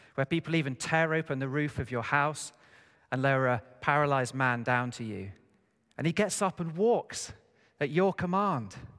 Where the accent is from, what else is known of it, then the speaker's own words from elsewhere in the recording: United Kingdom; us as British people